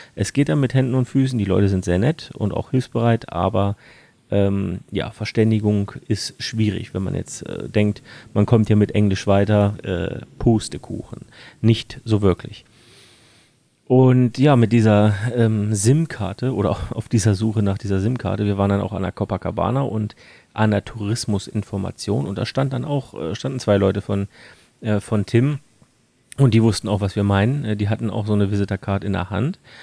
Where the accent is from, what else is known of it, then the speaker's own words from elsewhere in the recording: Germany; bei uns in Deutschland